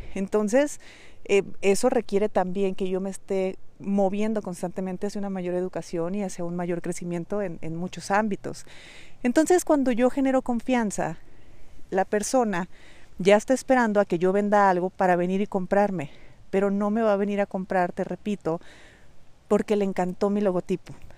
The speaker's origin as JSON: {"language": "Spanish", "country": "Mexico", "accent": "Mexican", "said": "sabes que soy mexicana, sabes que tengo un acento de mexicana"}